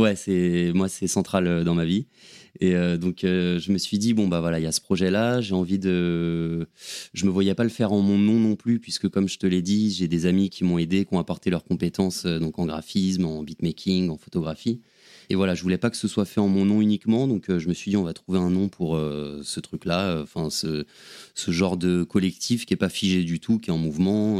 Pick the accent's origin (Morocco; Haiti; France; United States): France; Paris, Île-de-France; also born or lived in Aix-en-Provence; je suis, parisien, j'ai grandi à Paris